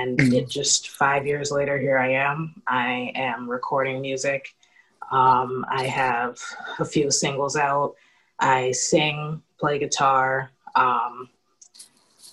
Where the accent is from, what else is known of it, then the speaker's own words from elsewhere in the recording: Worcester, Massachusetts, United States; moved away as an adult; now in Providence, United States; I grew up in Worcester, Massachusetts.